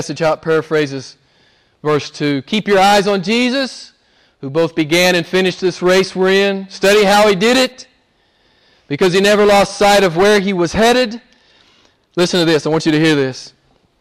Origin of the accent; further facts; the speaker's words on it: the South, United States; moved away; I'm from the South in the U.S.